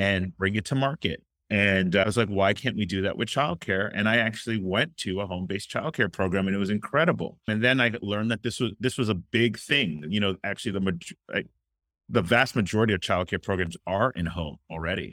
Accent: Miami, Florida, United States; I'm originally from Miami, Florida

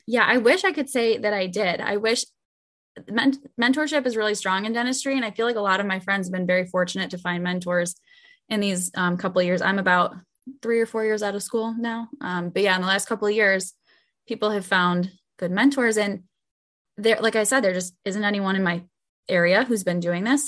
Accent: Buffalo, New York, United States; I am from Buffalo.

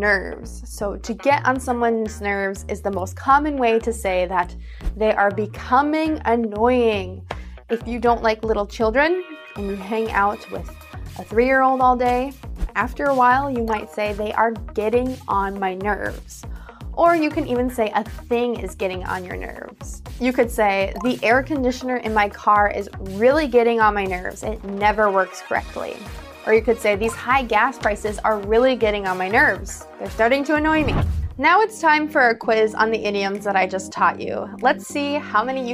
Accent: United States; accent: American English; I'm an American English speaker

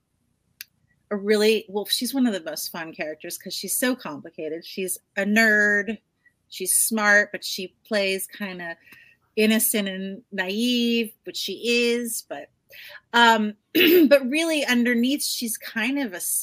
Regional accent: New Jersey, United States; now in California, United States; I grew up in New Jersey

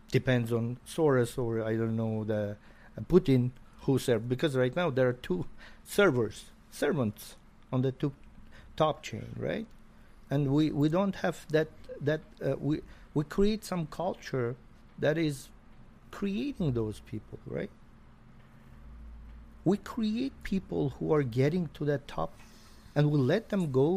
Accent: Gyumri, Shirak, Armenia; I am from Gyumri

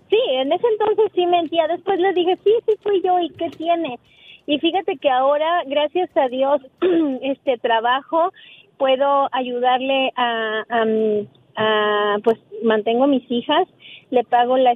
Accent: San Juan del Río, Querétaro, Mexico; Vengo de San Juan del Río.

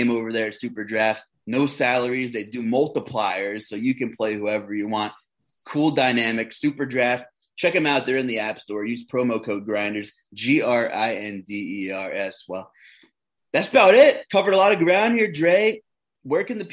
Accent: Long Island, New York, United States; now in Pennsylvania, United States; I'm originally from New York too, born on Long Island, spent some time in the city

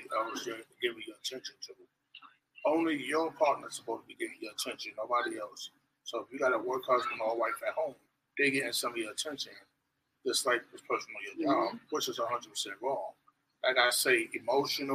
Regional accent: New York City, New York, United States; now in South Carolina, United States; I'm from Brooklyn, New York. Now I live in South Carolina

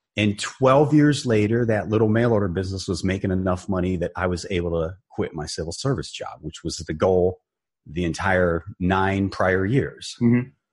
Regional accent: Barberton, Ohio, United States; I grew up in Barberton, Ohio, a small town, northeastern Ohio, near Akron, Cleveland

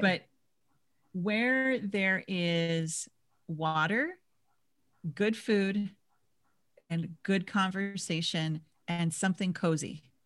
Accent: Minnesota, United States; now in San Diego, United States; I grew up in Minis-, in Minnesota

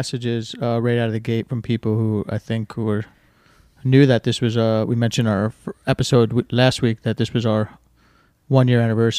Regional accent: New Jersey, United States; I'm from New Jersey.

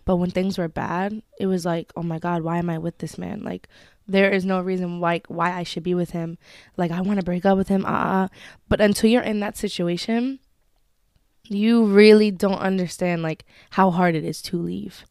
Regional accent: Westchester, New York, United States; I am from Westchester

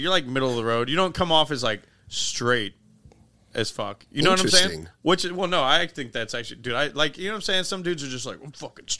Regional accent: Cincinnati, Ohio, United States; I'm from Cincinnati, so we're just a lazy river town.

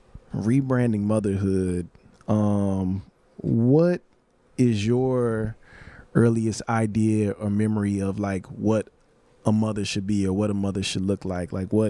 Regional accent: Houston, Texas, United States; because I'm from Houston, and when I was growing up, people probably still say it, but we used to use the word Maine.

